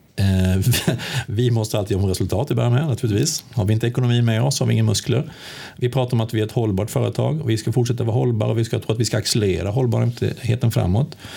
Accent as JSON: {"language": "Swedish", "country": "Sweden", "moved": "as an adult", "lives_now": "Västerås, Sweden", "said": "Jag kommer från Småland. Ja, det är ja. de, det är eh, från Högl jag är högländare"}